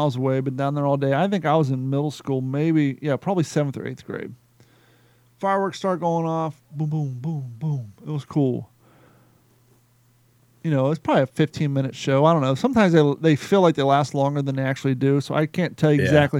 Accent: Columbus, Ohio, United States; moved away; also born or lived in Cincinnati / Cape Coral; Growing up in Columbus, Ohio

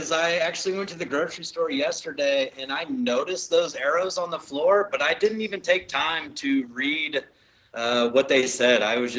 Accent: Ohio, United States; we come from Ohio riding boilerplate, and you get out here to the west

